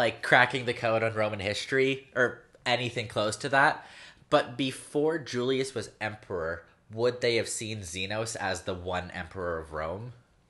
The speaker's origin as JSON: {"language": "English", "country": "Canada", "said": "Hi, we're from Canada."}